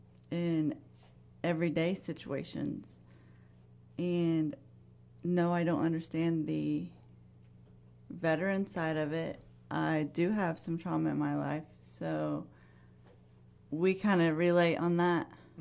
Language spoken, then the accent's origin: English; West Virginia, United States; moved away as an adult; now in Florida, United States; We are from Florida. We are originally from West Virginia